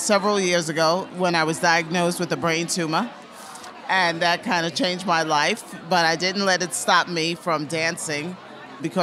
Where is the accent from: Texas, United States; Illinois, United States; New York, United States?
New York, United States; New York City; also born or lived in Caribbean; I'm originally from the Caribbean, but I grew up here in New York City